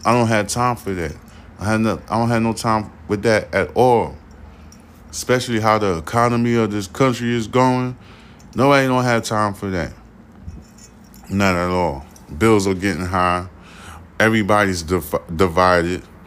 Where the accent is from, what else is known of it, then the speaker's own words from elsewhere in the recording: New York, United States; now in Houston, United States; I'm from New York, and I moved down south to, um, Houston, Texas.